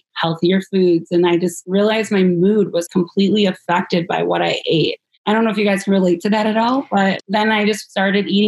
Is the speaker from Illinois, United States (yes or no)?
yes; Chicago, Illinois, United States; I'm from Chicago, Illinois. I'm from like suburbs, so about 15 minutes outside the city. Grew up here